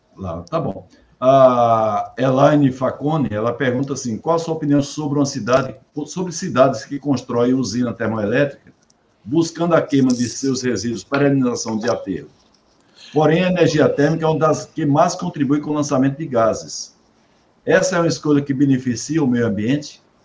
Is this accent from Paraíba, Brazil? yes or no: yes; Campina Grande, Paraíba, Brazil; Campina Grande, Paraíba, minha terra